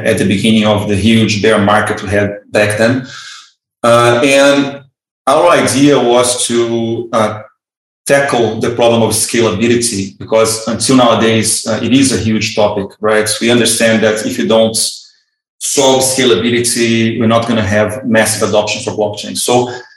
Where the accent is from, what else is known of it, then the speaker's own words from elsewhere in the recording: Rio de Janeiro, Brazil; moved away as an adult; I'm originally from Brazil